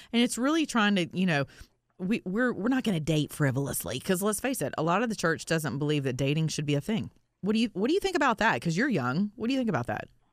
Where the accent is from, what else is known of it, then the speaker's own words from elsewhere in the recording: the South, United States; I'm from the South. We say stuff like this